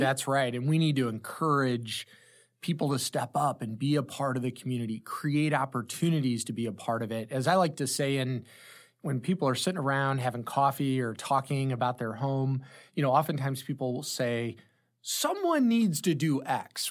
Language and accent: English; Granite City, Illinois, United States; also born or lived in New York; Born and raised in the Saint Louis Metro. I was from the Illinois side of the Metro in Granite City, Illinois